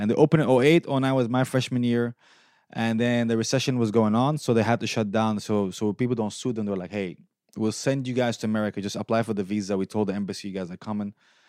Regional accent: Syria; now in Detroit, United States; that's because I'm Arab. Because I mentioned, I have a joke, I moved from Syria to Detroit and it was a worse move.

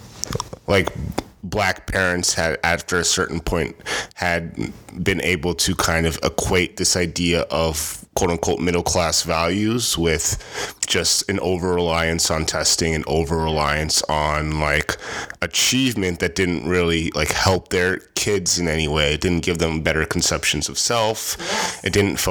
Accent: Rochester, New York, United States; I'm from Rochester, New York

